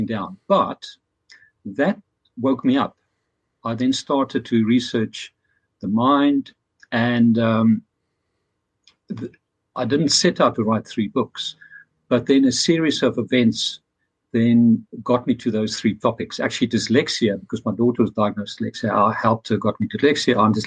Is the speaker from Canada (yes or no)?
no; Pretoria, Gauteng, South Africa; also born or lived in Dublin; now in London, United Kingdom; I'm originally from Pretoria, South Africa, so from the heart of apartheid